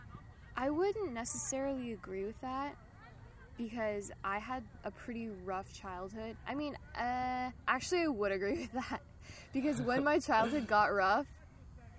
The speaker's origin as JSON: {"language": "English", "town": "Irvine", "region": "California", "country": "United States", "tie": "born or raised there", "said": "growing up in Irvine"}